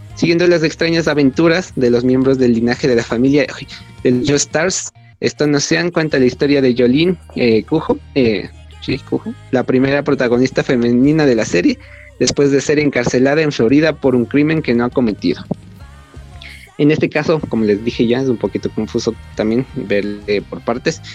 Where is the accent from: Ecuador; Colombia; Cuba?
Ecuador; soy de Ecuador